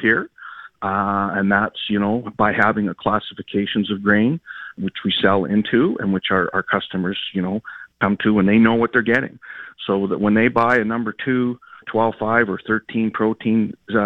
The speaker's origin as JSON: {"language": "English", "country": "Canada", "said": "I'm Canadian"}